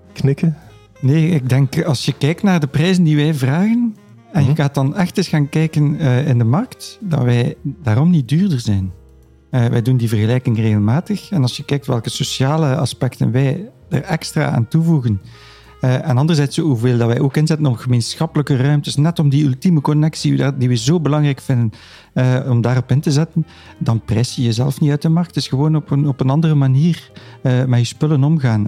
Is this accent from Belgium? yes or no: yes; Ghent, Flanders, Belgium; Ik ben zelf een Gentenaar